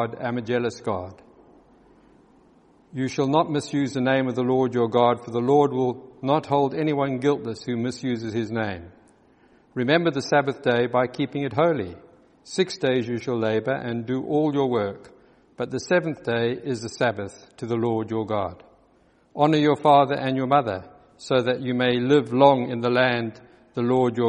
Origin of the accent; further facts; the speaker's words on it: South Africa; accent: South African; moved away; also born or lived in Johannesburg; As you probably recognize from my accent, I spent many years in South Africa